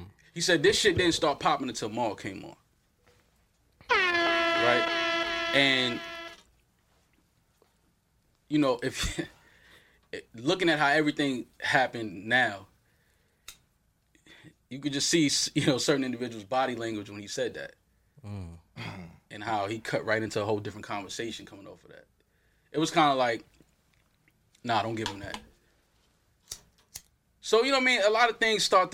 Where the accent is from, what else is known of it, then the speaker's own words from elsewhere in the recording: New York City, New York, United States; I'm from Uptown, black kid